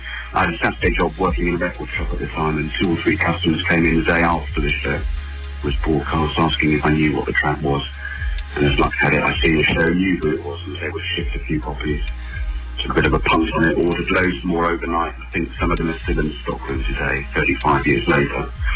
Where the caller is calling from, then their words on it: Surrey, South East England, United Kingdom; I'm calling from Surrey in England.